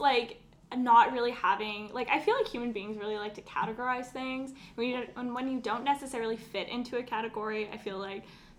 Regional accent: Alberta, Canada; I'm from Alberta, so I have a lot of, like, redneck family

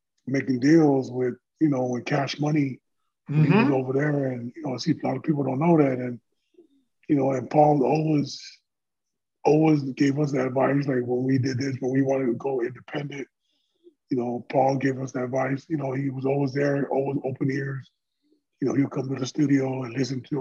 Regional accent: Carson, California, United States; I'm born and raised in Carson, California.

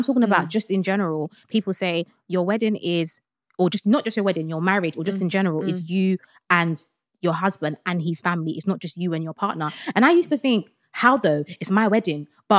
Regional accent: Sierra Leone; Because I'm Sierra Leonean and my husband's Nigerian.

